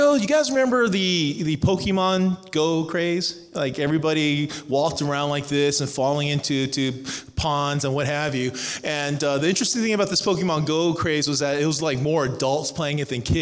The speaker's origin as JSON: {"language": "English", "town": "Cerritos", "region": "California", "country": "United States", "tie": "born or raised there", "also_born_or_lived": "Irvine, California", "moved": "as an adult", "lives_now": "Atlanta, United States", "said": "I grew up in Southern California. I was raised in Cerritos"}